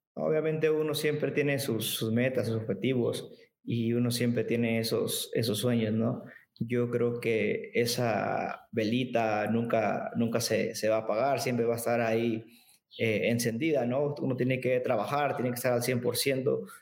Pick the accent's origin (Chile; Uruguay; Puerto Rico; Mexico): Mexico; crecer a uno como mexicano en competencia